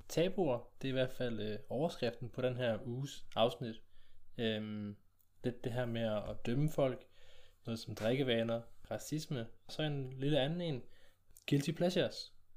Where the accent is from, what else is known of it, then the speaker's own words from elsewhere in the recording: South Jutland, Southern Denmark, Denmark; når vi er sønderjyde